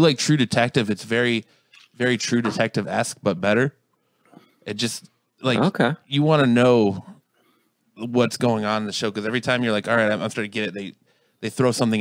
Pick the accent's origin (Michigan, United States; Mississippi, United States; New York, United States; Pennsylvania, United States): Michigan, United States; Roseville; also born or lived in Manistee, Michigan; I grew up in Michigan too